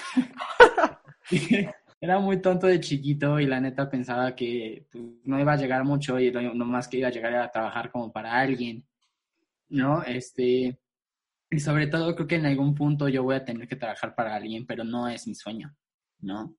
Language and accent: Spanish; Mexico City, Mexico; yo soy chilango. Eh, vengo, soy de la Ciudad de México, nací aquí en la Ciudad de México. Y este, pues nunca Nunca me he, ido a vivir a ningún otro lugar